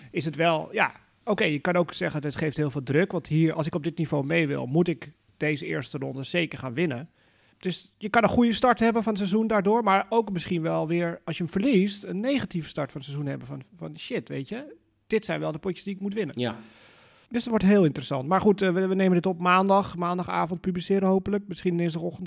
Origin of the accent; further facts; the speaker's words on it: Netherlands; Dus dat ben je ook wel als Nederlander aan gewend